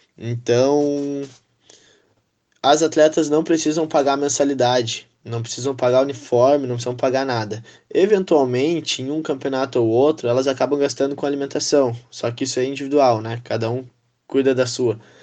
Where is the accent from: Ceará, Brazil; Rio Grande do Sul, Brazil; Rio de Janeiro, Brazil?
Rio Grande do Sul, Brazil; Santa Maria; Saí de Santa Maria para jogar vôlei, né? Não fiquei sempre aqui